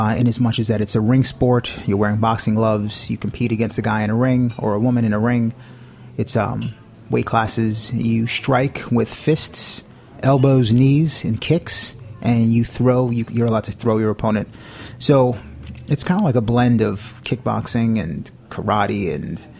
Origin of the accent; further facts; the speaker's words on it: New York City, New York, United States; also born or lived in Dutchess County, New York / the Bronx; I was actually born here, and my mother got remarried, and we moved upstate